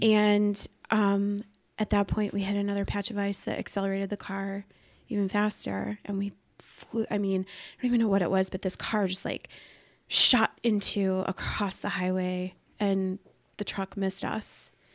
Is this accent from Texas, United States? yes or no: no; Iowa, United States; I grew up in Iowa